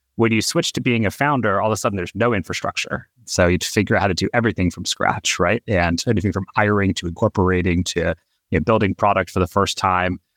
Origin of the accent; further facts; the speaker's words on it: Atlanta, Georgia, United States; We grew up in Atlanta, and our high school was twenty-five miles away from where we lived.